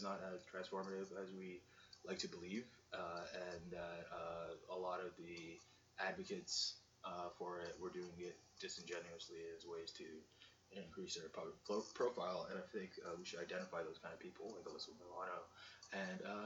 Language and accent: English; Canada; I'm a Canadian